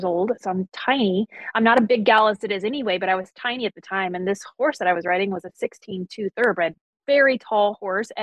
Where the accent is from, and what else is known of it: Greensboro, North Carolina, United States; born or raised there; moved away